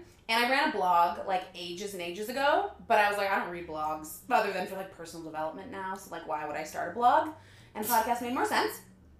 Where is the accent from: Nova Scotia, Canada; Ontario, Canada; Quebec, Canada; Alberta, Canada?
Ontario, Canada; Guelph; moved away as an adult; also born or lived in Erin, Ontario; now in Toronto, Canada; From 13 to 27, I was in Guelph. And then before that, I was in Erin, Ontario. Tiny little two-stoplight town.